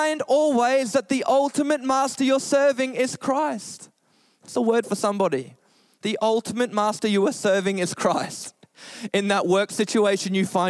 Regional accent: Australia; we're Australian

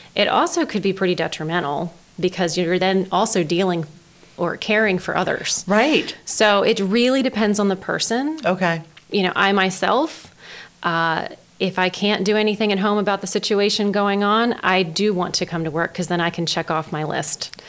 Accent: Denton, Maryland, United States; also born or lived in Greensboro, Maryland; I was born and raised in Denton, Maryland

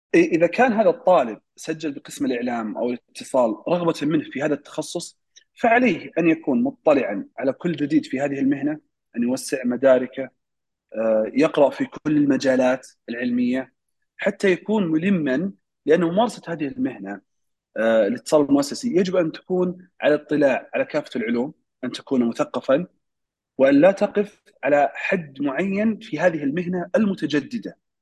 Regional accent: Saudi Arabia; عندنا في السعودية

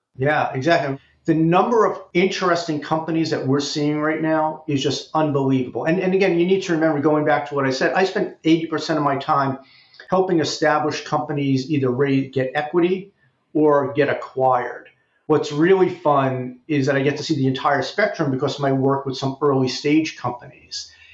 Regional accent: New York City, New York, United States; moved away as an adult; also born or lived in Amherst, Massachusetts; I actually grew up in New York. I grew up in the Bronx

